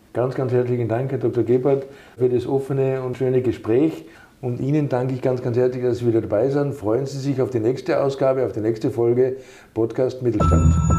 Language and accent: German; Austria; now in Germany; einen Migrationshintergrund haben, so wie ich, ich komme aus Österreich